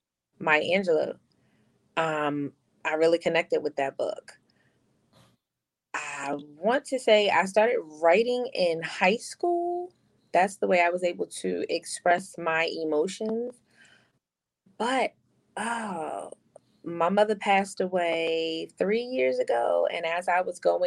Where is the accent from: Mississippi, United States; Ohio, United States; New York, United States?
New York, United States; New York City; moved away as an adult; also born or lived in Rhode Island; it was fine growing up in the Bronx for me